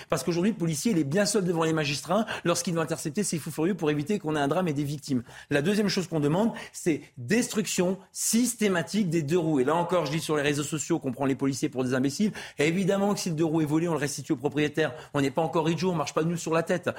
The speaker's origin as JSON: {"language": "French", "country": "France", "said": "J'ai toujours respecté les lois de mon pays. La France, c'est un magnifique pays"}